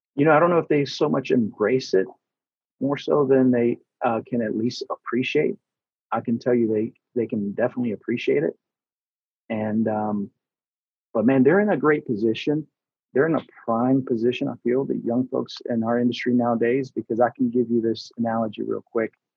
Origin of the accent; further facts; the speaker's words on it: Atlanta, Georgia, United States; first language Spanish; English is a second language; also born or lived in Houston, Texas; I was born in Houston, Texas back in 1979. and then in 1986, we moved to Atlanta. So I was young, and uh, you know, Spanish was my first language